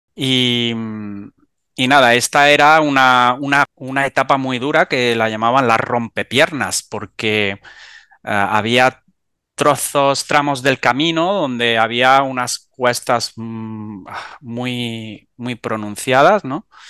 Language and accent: Spanish; Almería, Andalusia, Spain; soy del sur de España, de Almería